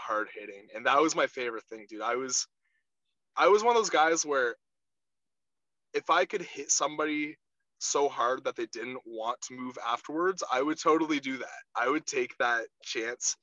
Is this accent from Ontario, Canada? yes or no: yes; Charing Cross, Ontario, Canada; also born or lived in Chatham, Ontario / Blenheim, Ontario / Rockwood, Ontario; I grew up in Charing Cross